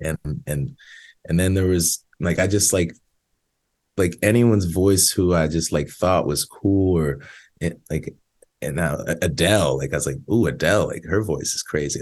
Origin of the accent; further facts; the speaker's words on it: outside Philadelphia, Pennsylvania, United States; now in Nashville, United States; I grew up outside Philly like 20 minutes outside of Philly